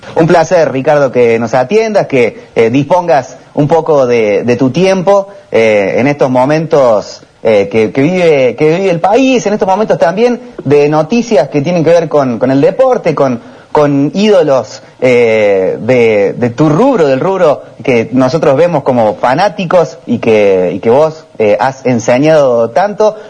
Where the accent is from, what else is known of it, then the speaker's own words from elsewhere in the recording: Argentina; un país como la Argentina, como el nuestro